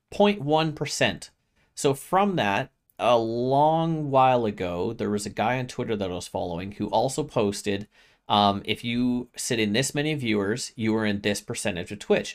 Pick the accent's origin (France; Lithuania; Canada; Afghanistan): Canada; as a Canadian